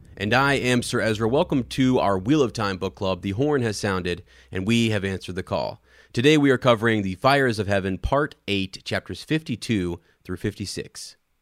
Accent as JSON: {"language": "English", "region": "Ohio", "country": "United States", "said": "I'm from Ohio"}